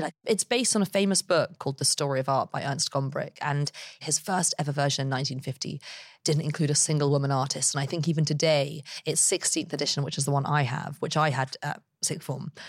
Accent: London, United Kingdom; I grew up in London

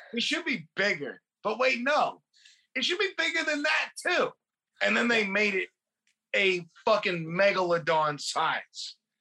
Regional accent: California, United States; growing up in California

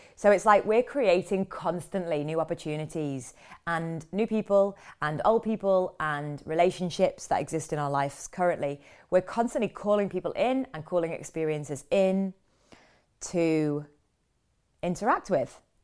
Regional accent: London, United Kingdom; I'm back in London, back in my hometown.

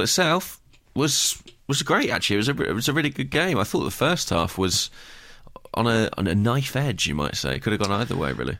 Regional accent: Watford, East of England, United Kingdom; moved away; I returned to my hometown of Watford

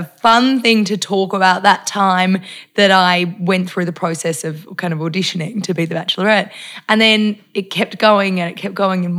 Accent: Melbourne, Victoria, Australia; moved away as an adult; also born or lived in Tasmania; I'm from Melbourne originally, mm-hmm. but I'd been living in Tassie for nearly 5 years

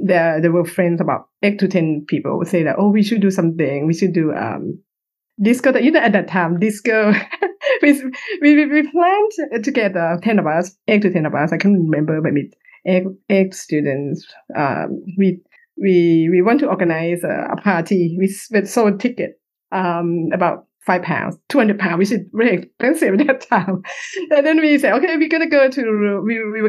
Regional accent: Bangkok, Thailand; moved away as an adult; now in United Kingdom; I'm Thai. I was born in Bangkok.

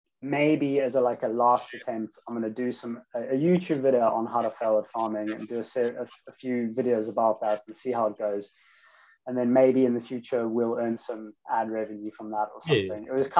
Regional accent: London, United Kingdom; moved away; I came from London to the countryside after reading a few books on permaculture

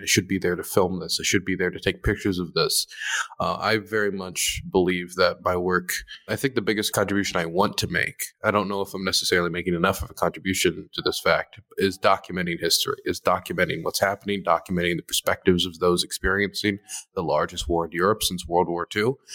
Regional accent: Maryland, United States; now in Ukraine; I am from Maryland

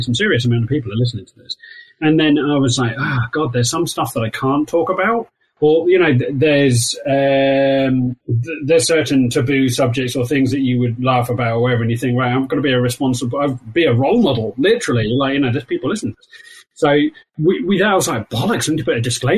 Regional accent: Wales, United Kingdom; accent: Welsh; my Welsh accent

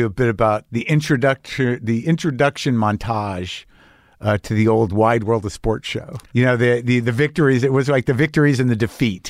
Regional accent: United States; I'm an American

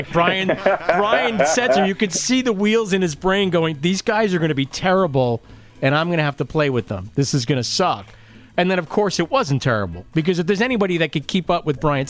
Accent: Lindenhurst, New York, United States; I was from Lindenhurst.

